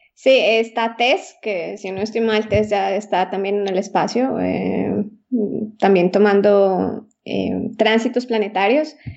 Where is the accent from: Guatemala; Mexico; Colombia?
Colombia; moved away as an adult; also born or lived in Austria / Italy / Germany; now in Bern, Switzerland; llegué desde, desde Colombia